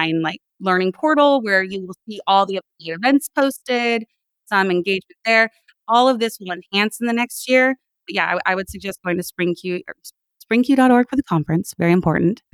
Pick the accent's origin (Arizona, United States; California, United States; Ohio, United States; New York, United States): California, United States; Sacramento, El Dorado County; So in sixth grade, my family, we moved from Sacramento, which was like a city environment, up to a rural environment. We moved into El Dorado County